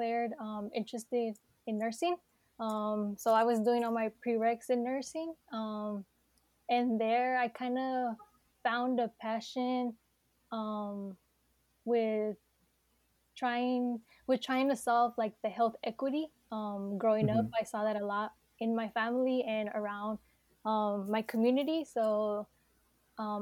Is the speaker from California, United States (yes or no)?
yes; Bay Area, California, United States; I grew up in the Bay Area